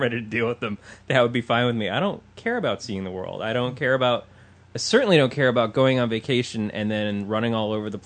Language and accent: English; Michigan, United States; now in California, United States; I'm from Michigan